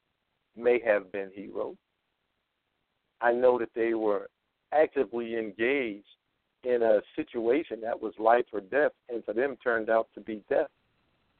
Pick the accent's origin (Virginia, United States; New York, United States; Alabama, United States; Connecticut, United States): New York, United States; I'm a New Yorker